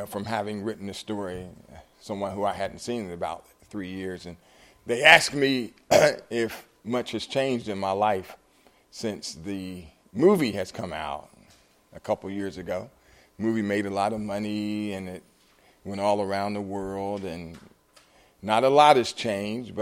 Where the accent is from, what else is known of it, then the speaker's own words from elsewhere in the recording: Columbus, Ohio, United States; my hometown back in Columbus